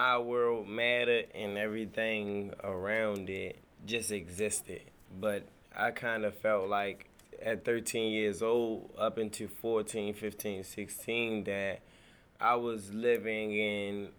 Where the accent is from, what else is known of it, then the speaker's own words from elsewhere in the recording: Baltimore, Maryland, United States; I grew up in Northwest Baltimore. I'm from Shirley Avenue, which is in the lower parts of Park Heights.